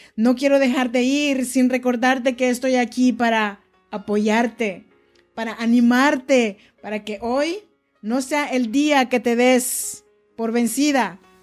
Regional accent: Oaxaca, Mexico; now in Sacramento, United States; Yo soy nacida en Oaxaca, México, y vivo en Sacramento desde hace ya varios años

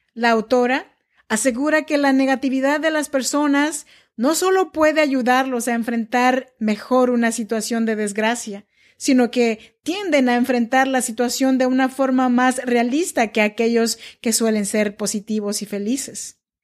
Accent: Chinantec region, Oaxaca, Mexico; now in Sacramento, United States; Soy nacida en Oaxaca, México, en la región chinanteca. Pero yo vivo y grabo este podcast desde Sacramento, California

